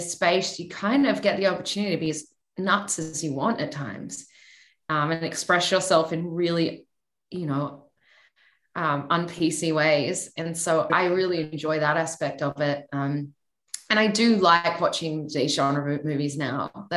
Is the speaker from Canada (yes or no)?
no; Australia; now in Los Angeles, United States; growing up in Australia